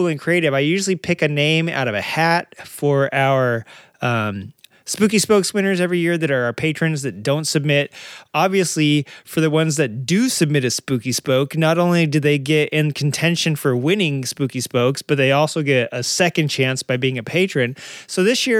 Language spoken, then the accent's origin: English; San Diego area, California, United States; born or raised there; also born or lived in Arkansas; now in California, United States